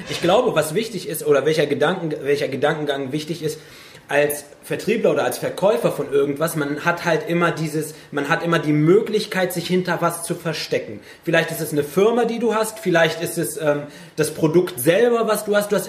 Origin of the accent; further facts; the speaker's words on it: Germany; Ich bin Deutscher mit Migrationshintergrund und äh, bin in einer Gegend groß geworden, wo es halt wirklich keine Ausländer gab. Da war ich der Einzige